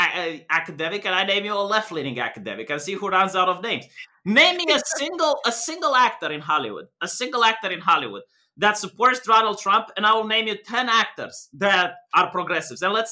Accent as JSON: {"language": "English", "country": "Romania", "said": "I'm white, but I'm from Romania"}